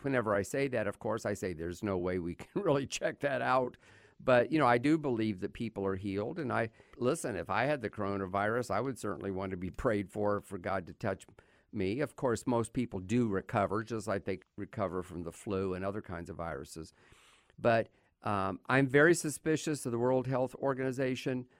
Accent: United States; As an American

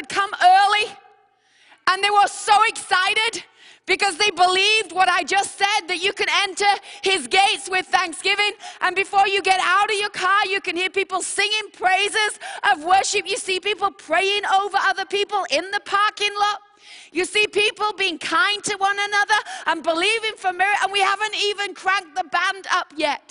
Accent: England, United Kingdom; I'm from England

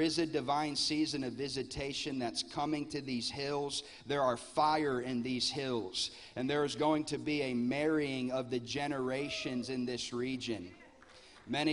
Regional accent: Lakeland, Florida, United States; I'm from Lakeland, Florida. I pastor a church there

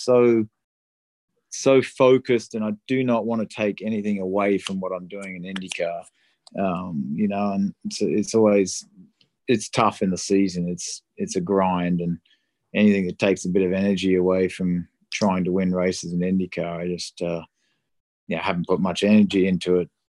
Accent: Australia; moved away; I grew up in Australia

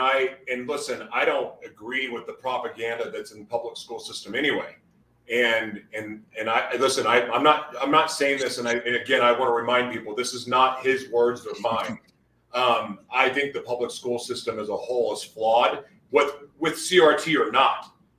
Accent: United States; I'm so blessed to live in America. I love being American.

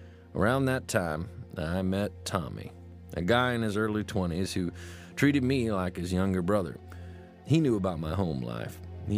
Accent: New Hampshire, United States; As a school kid growing up in New Hampshire, I studied hard and actually got straight A's.

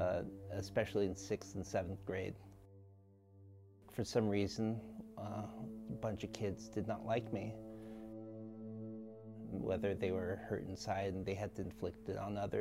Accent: Ewa Beach, Hawaii, United States; I am 29 years old and I am from Ewa Beach, Hawaii.

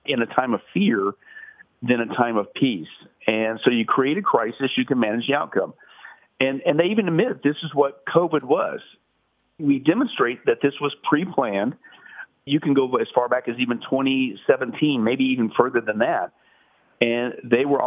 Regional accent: Las Vegas, Nevada, United States; I'm from Vegas

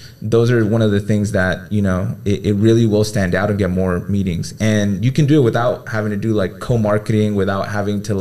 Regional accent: United States; I'm from here. I was born here in the U.S.

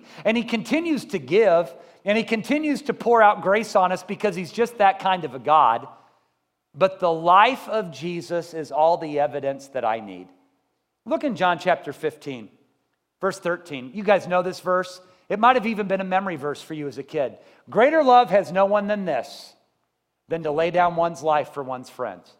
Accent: Columbia, United States; I grew up in Columbia.

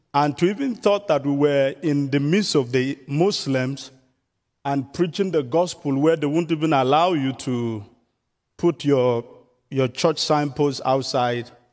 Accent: southern Nigeria, Nigeria; moved away as an adult; I was in the southern part of Nigeria

